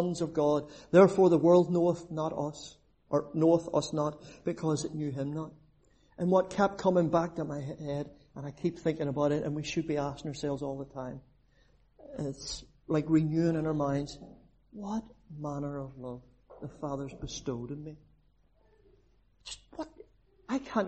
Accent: Belfast, Northern Ireland, United Kingdom; now in Cork, Ireland; I'm actually down in Cork. I'm originally from the Shankill.

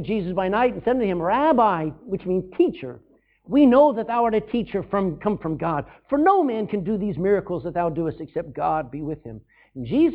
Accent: Texas, United States; my home state of Texas

